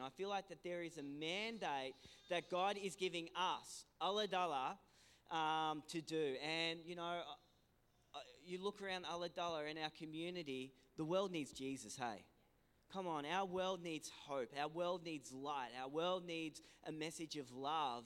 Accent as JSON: {"language": "English", "town": "Ulladulla", "region": "New South Wales", "country": "Australia", "tie": "born or raised there", "said": "we're originally from Ulladulla. Uh, um, you know, this is my home. This is my hometown"}